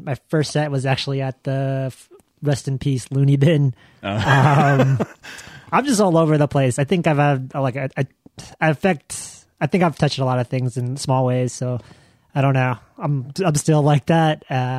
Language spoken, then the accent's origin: English; Oklahoma City, Oklahoma, United States; I'm from Oklahoma City